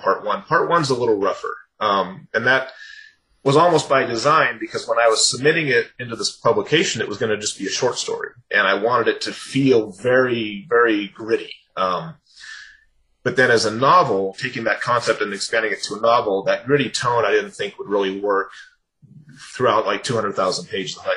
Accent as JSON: {"language": "English", "region": "California", "country": "United States", "tie": "born or raised there", "said": "growing up in California"}